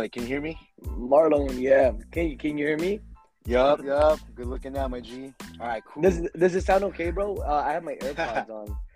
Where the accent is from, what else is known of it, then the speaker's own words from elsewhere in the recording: San Jose, California, United States; also born or lived in Milpitas, California; I was born and raised in the 408 area. So currently, I, I reside in Milpitas, I, I moved around, around a lot between San Hill and Milpitas a lot of the time.